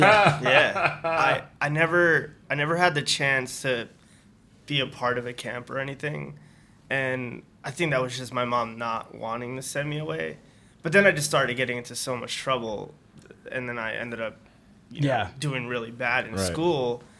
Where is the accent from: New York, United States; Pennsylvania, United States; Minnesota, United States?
New York, United States; New York City; I'm from Corona, Queens.